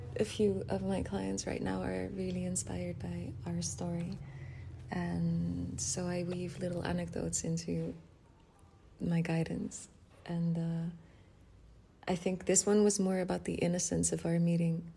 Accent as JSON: {"language": "English", "country": "Netherlands", "said": "I'm from Holland"}